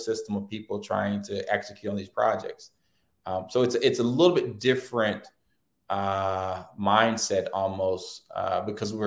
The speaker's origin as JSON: {"language": "English", "town": "Hampton", "region": "Virginia", "country": "United States", "tie": "born or raised there", "said": "I grew up in Hampton, Virginia, a pretty diverse city in the 80s"}